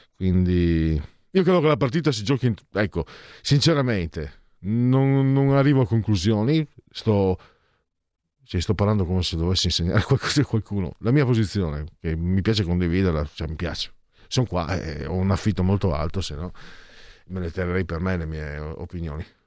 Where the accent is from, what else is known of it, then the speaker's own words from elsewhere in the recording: Venice, Veneto, Italy; dalle mie parti